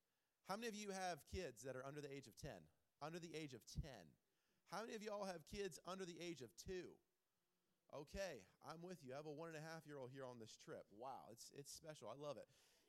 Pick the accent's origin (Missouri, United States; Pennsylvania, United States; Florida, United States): Florida, United States; Clearwater; now in Holland, United States; I am not a Michigander from the beginning. I am a transplant from Clearwater, Florida.